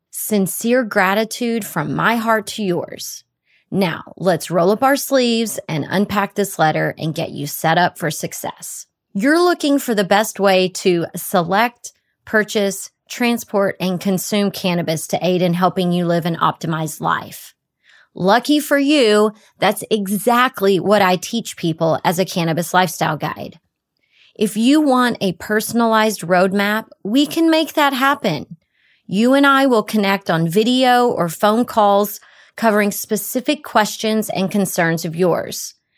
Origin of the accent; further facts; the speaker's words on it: Texas, United States; my home state